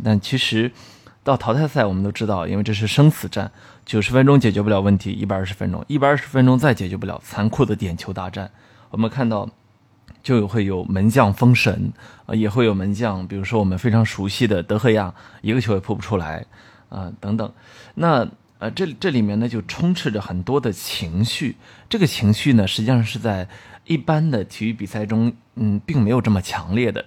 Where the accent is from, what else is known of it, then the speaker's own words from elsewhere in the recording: China; 我们中国人